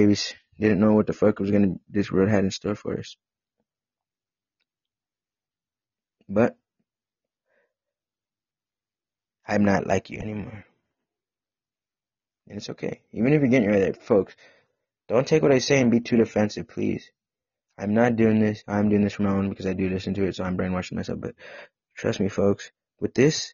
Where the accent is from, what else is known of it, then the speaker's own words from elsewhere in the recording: Midwest, United States; I grew up in the Midwest